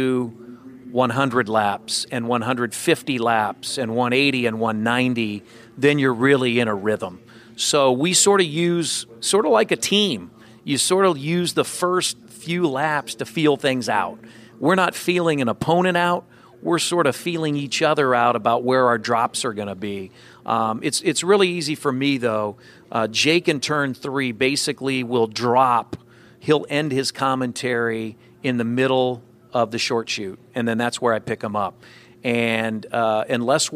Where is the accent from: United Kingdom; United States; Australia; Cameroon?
United States; Dayton, Ohio; now in Indianapolis, United States; I grew up in the Dayton, Ohio area